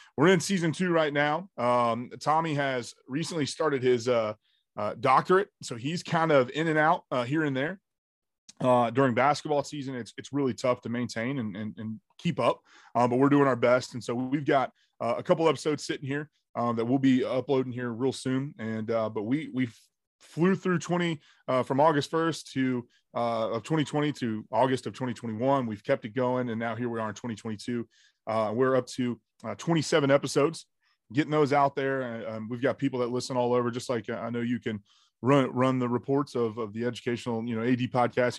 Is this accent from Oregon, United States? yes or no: no; Jacksonville, Florida, United States; born and raised in Jacksonville, Florida.